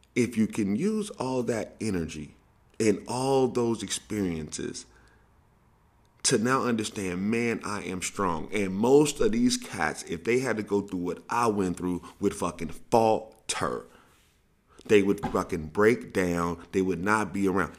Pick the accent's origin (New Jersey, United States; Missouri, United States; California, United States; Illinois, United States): Missouri, United States; St. Louis; I grew up in Saint Louis